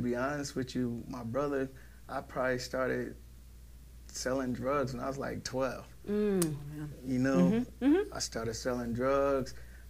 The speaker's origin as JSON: {"language": "English", "town": "New Brunswick", "region": "New Jersey", "country": "United States", "tie": "born or raised there", "also_born_or_lived": "Plainfield, New Jersey / Franklin, New Jersey", "said": "I was born in Brunswick, raised in Plainfield and New Brunswick."}